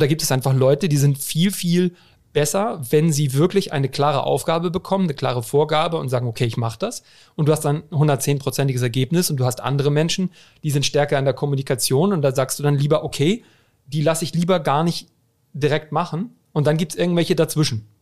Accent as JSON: {"language": "German", "region": "Hamburg", "country": "Germany", "said": "ich bin Hamburger Jung."}